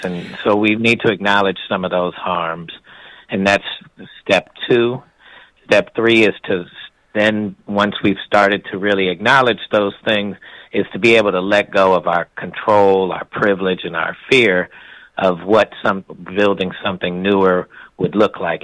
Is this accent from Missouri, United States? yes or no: yes; University City, Missouri, United States; I grew up in a community that was about 50% uh, white and 50% um, black